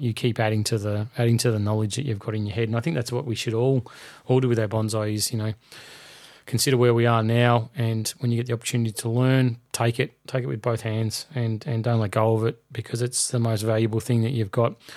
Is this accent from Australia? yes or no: yes; Melbourne, Victoria, Australia; my hometown of Melbourne